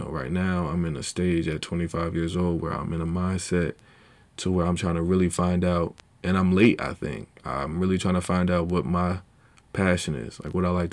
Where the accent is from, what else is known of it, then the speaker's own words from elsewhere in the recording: Charlotte, North Carolina, United States; also born or lived in Asbury Park, New Jersey; I was born in Monmouth County Medical, I think. But yeah, then I spent time in Asbury Park, New Jersey, early years. Then I left. You know, we moved. I forgot what age I was, but we moved. And we came down to North Carolina, Charlotte, North Carolina. And been here ever since